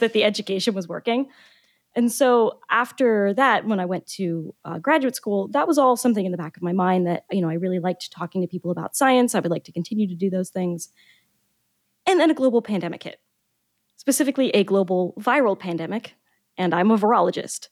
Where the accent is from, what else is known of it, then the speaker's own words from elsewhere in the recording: Maryland, United States; also born or lived in Boca Raton, Florida; growing up in Maryland